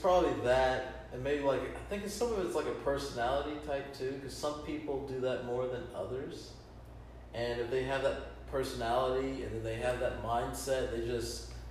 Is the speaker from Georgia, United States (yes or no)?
yes; Georgia, United States; now in Florida, United States; I'm from Georgia, so it's very similar. Like, you know, it's the South, so you're going to hear the twang and the accents.